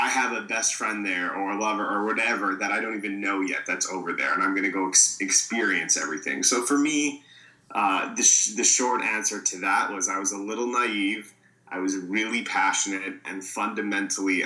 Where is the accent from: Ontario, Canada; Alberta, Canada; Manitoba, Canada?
Alberta, Canada; moved away as an adult; now in Los Angeles, United States; I was born in Alberta, Canada, and about 8 years ago, I came here to pursue a career in the entertainment industry